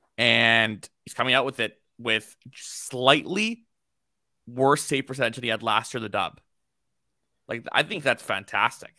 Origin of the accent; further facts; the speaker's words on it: Canada; I'm from Canada